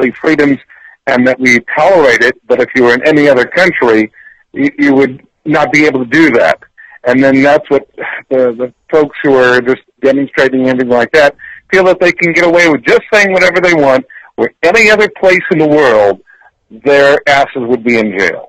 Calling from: Plantation, Florida, United States; from Plantation

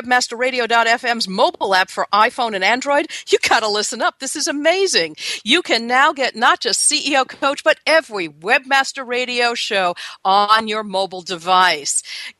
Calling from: Seattle, Washington, United States; I'm calling you from Seattle, Washington, where it's cool and cloudy

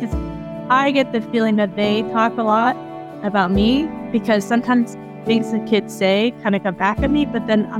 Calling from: Ontario, Canada; I'm calling from Ontario, Canada.

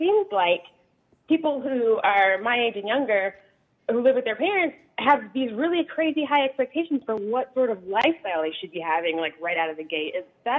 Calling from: Rosendale, New York, United States; So I'm calling from Rosendale

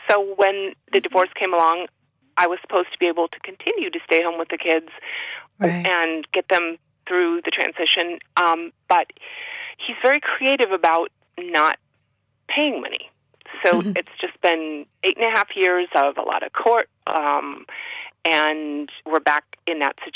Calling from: Massachusetts, United States

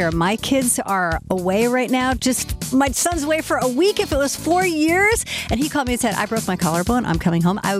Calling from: San Francisco, California, United States; I'm from San Francisco.

